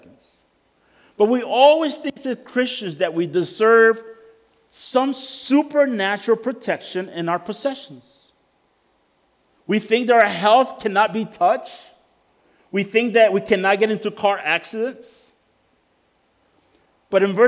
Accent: El Salvador; moved away; I come from El Salvador.

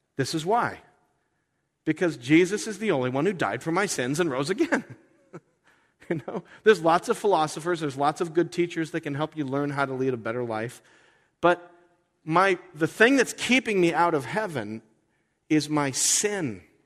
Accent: United States; I'm an American. I love my country.

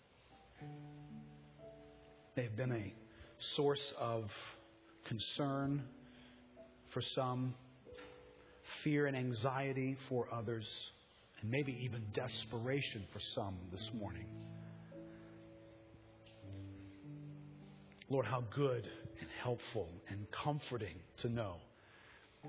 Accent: United States; I'm an American

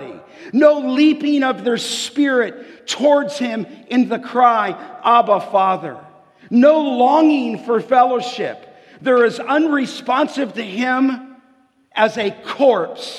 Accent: Los Angeles, California, United States; I grew up in Canoga Park and just grew up in a little street called Remy. And that's where I grew up, on the west end of the San Fernando Valley

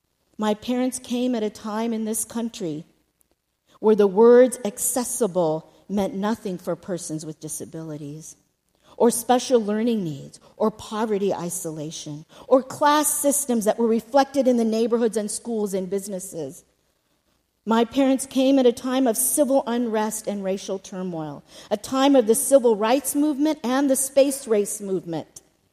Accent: Houston, Texas, United States; born there; now in Oklahoma, United States; I was born not in Oklahoma, but close by in the great state of Texas. Thought I'd throw that in. Houston, Texas.

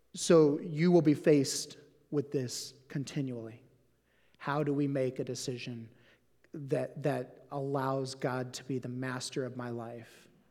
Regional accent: Southeast Missouri, United States; also born or lived in Portland; now in Saint Louis, United States; I grew up in Southeast Missouri

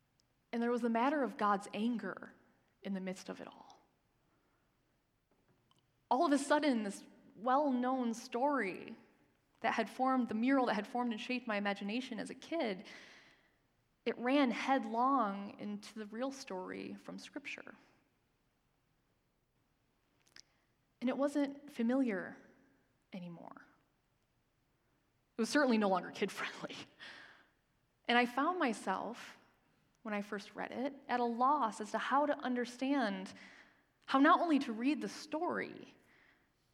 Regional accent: Michigan, United States; moved away; the church I grew up in back in Michigan

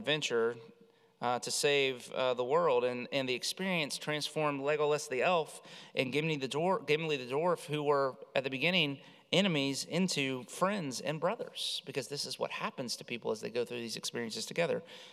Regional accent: the South, United States; I'm from the South

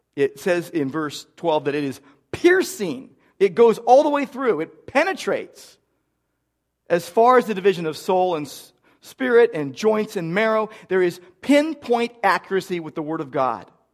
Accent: Downey, California, United States; moved away; I grew up in Downey

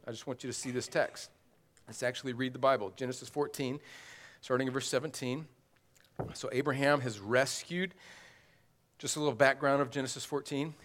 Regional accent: the South, United States; as a Southerner

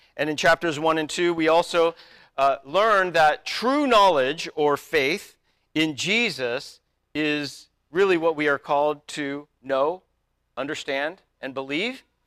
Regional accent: United States; I am an American

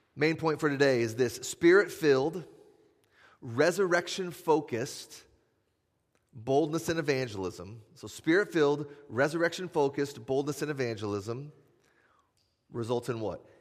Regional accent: Iowa, United States; now in Madison, United States; I'm from Iowa, just like Nate

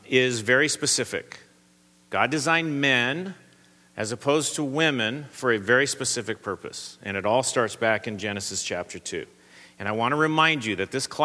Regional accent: Southern California, United States; I come from Southern California

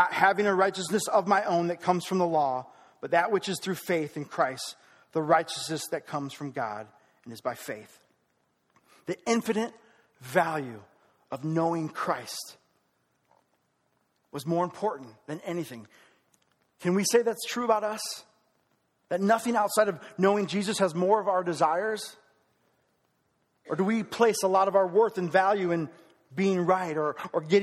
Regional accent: United States; I am proud to be an American

